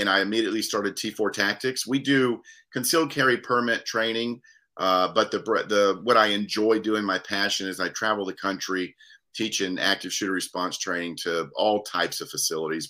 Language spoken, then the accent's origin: English; Daytona Beach, Florida, United States; now in Lynchburg, United States; born and raised in Daytona Beach, Florida